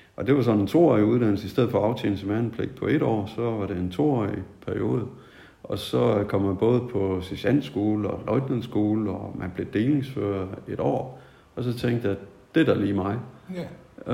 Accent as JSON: {"language": "Danish", "town": "Tødsø", "region": "North Denmark Region", "country": "Denmark", "tie": "born or raised there", "also_born_or_lived": "Nykøbing Mors", "said": "jeg kommer oprindeligt fra, fra Mors. Ja. Oprindeligt så er det fra en, øh, en landsby, der ligger sådan midt på øen."}